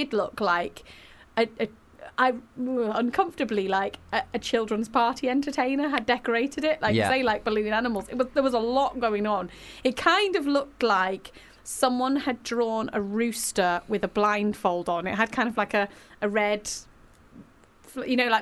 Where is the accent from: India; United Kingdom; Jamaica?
United Kingdom; Manchester, North West England; I'm Mancunian.